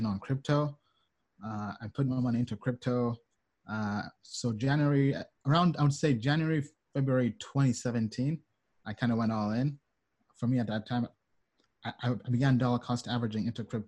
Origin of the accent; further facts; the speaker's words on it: United States; also born or lived in Kampala, Uganda / United Kingdom; I was born in Kampala, Uganda. As a kid, then early on when I was two, my parents moved to the UK. Then when I was eight, moved to America, and I've been in America for the last 20 something years.